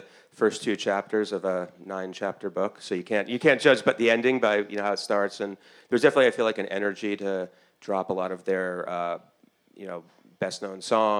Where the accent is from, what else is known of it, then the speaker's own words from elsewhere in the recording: the New York area, United States; growing up in the New York area